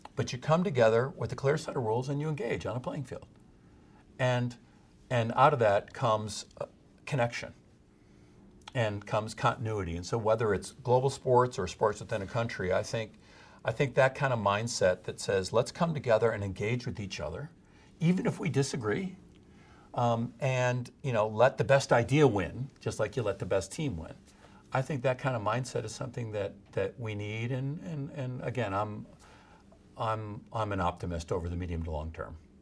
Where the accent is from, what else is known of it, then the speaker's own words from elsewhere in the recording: Midwest, Illinois, United States; moved away as an adult; now in California, United States; I'm still a Midwesterner in heart, even though I've been in California for thirty-five years